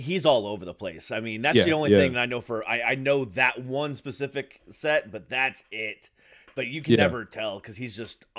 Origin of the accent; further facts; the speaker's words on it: Orlando, Florida, United States; also born or lived in Ohio; pretty much growing up in Florida. I was originally from Ohio, which is the much better Midwestern state.